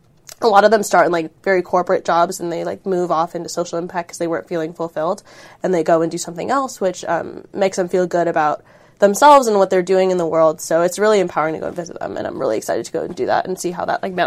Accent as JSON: {"language": "English", "town": "Cupertino", "region": "California", "country": "United States", "said": "I'm a senior studying biomedical engineering, and I'm from Cupertino, California."}